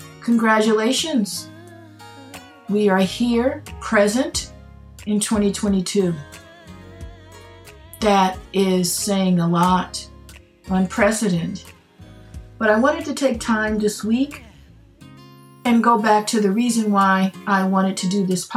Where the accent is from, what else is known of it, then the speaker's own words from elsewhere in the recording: Los Angeles, California, United States; Growing up in Pacoima in the 1960s